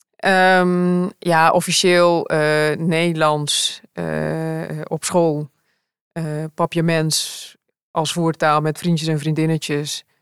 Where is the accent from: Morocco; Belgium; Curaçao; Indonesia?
Curaçao; moved away as an adult; also born or lived in Rotterdam; now in Netherlands; ik kwam uit Curaçao, want daar ben ik opgevoed en opgegroeid